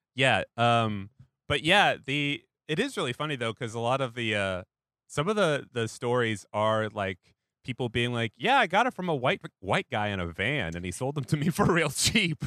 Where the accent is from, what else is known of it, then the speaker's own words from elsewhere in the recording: Pacific Northwest, United States; moved away; I grew up in the Pacific Northwest where you don't set off as much fireworks